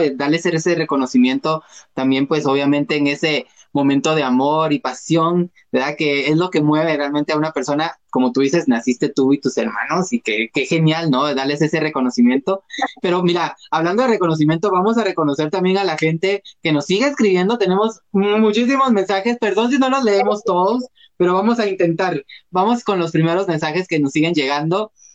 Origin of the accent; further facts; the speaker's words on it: Guatemala; yo me considero guatemalteco